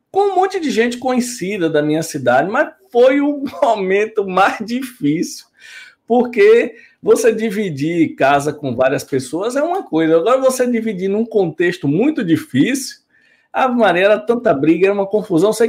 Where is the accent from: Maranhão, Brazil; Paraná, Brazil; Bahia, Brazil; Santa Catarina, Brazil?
Bahia, Brazil; Chapada Diamantina; moved away; Eu sou da Chapada Diamantina.